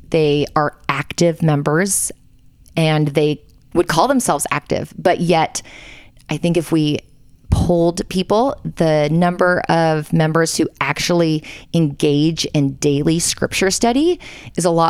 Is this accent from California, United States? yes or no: yes; Southern California, United States; also born or lived in Palos Verdes, California; We are in my in-laws' basement in Provo, Utah. Um, home is Palos Verdes, California, in Los Angeles. Born and raised, Southern um, California. Southern California. Yep. Did a ten-year stint in Texas after BYU